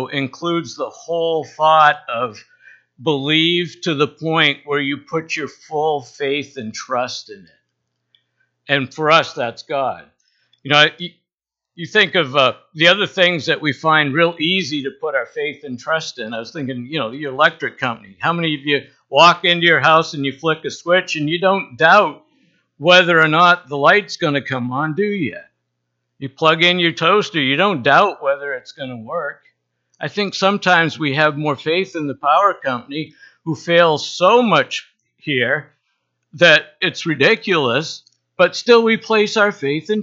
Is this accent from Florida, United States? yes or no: no; Bar Harbor, Maine, United States; I grew up in the Baptist church in Bar Harbor